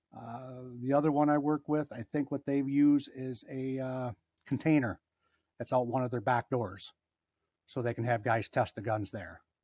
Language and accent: English; Harrison, Michigan, United States; also born or lived in Lansing, Michigan; I was born in Lansing, moved to Harrison when I was about three